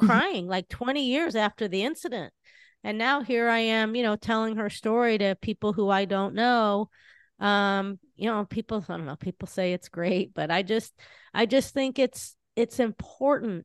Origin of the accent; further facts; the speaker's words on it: Southern California, United States; I grew up in Southern California